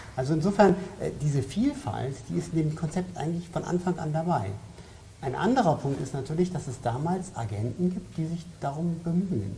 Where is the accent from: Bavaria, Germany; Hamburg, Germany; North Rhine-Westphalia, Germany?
Bavaria, Germany; ich komme ja aus Bayern